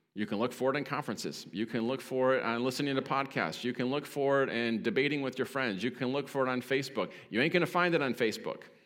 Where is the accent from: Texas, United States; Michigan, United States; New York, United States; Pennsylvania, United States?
Michigan, United States; Detroit; I'm from Detroit.